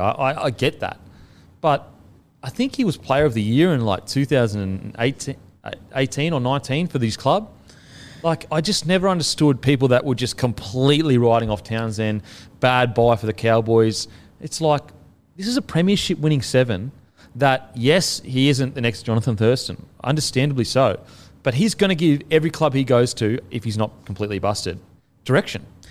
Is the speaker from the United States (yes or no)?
no; Queensland, Australia; being a Queenslander growing up there, I have a connection to it.